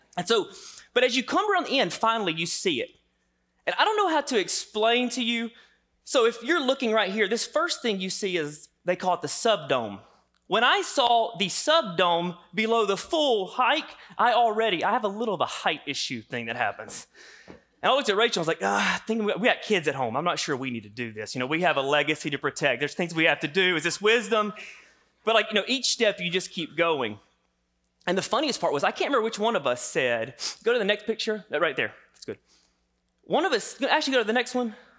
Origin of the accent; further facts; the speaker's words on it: the South, United States; I grew up in the South here